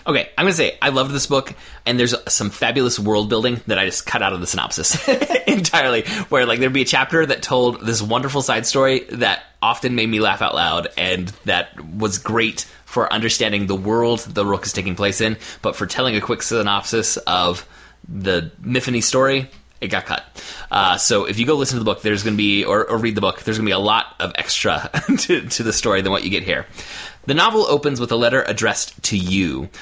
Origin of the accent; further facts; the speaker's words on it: United States; as an American reader